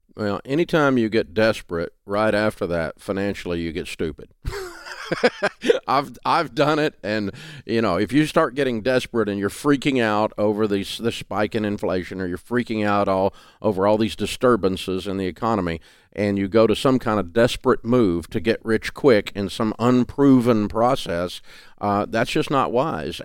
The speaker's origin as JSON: {"language": "English", "region": "Southern", "country": "United States", "accent": "Southern"}